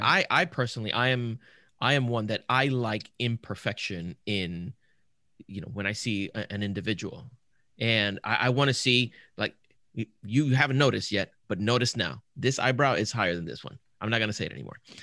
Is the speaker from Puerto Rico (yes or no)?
yes; Puerto Rico; I grew up in Puerto Rico